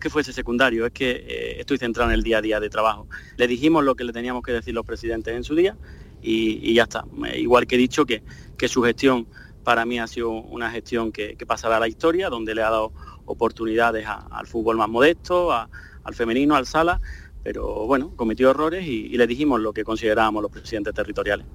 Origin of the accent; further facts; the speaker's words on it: Córdoba, Andalusia, Spain; estar en mi tierra, en, Córdoba. Eh, soy de un pueblo